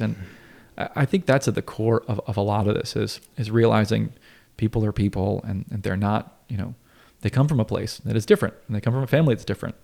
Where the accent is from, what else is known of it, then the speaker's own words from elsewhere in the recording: Asheville, North Carolina, United States; I grew up in Asheville